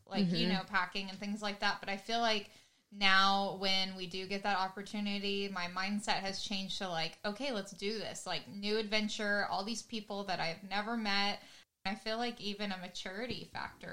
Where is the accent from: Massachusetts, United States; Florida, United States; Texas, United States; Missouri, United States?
Texas, United States; Allen; moved away as an adult; also born or lived in Oklahoma / Kansas; I'm originally from Allen, Texas.